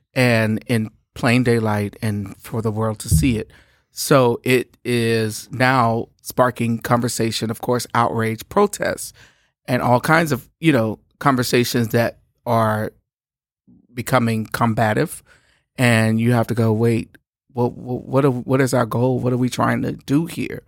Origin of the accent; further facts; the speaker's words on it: Shreveport, Louisiana, United States; I'm from Shreveport, Louisiana